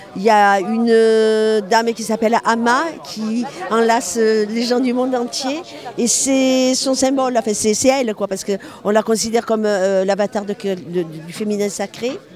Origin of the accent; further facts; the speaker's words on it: Marseille, Provence-Alpes-Côte d'Azur, France; je suis de Marseille